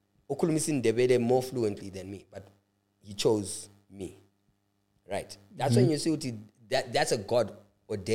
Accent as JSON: {"language": "English", "region": "Bulawayo", "country": "Zimbabwe", "tie": "born or raised there", "said": "I know more Ndebele than I do isiShona ngoba mina ngakhulela"}